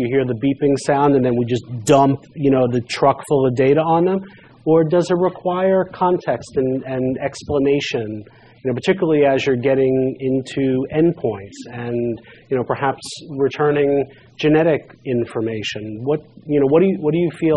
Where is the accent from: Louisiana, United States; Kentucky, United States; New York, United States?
New York, United States; New York City; I'm from Brooklyn